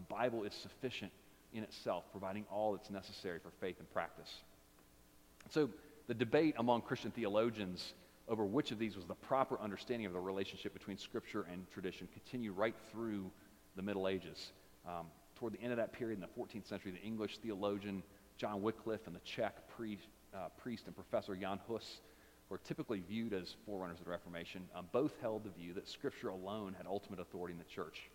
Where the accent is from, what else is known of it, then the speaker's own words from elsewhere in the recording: United States; for us as Americans